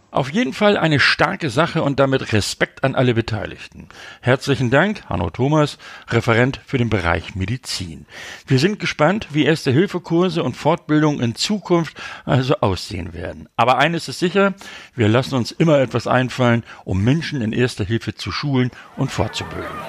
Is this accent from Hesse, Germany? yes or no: no; Hamburg, Germany; Ich komme ja aus Hamburg